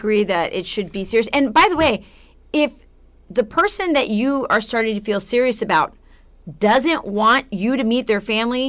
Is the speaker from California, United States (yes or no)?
no; Arizona, United States; I've kind of lived all over the world because my dad was in the military. So I'm from Arizona, but I never felt like I have to live in Arizona.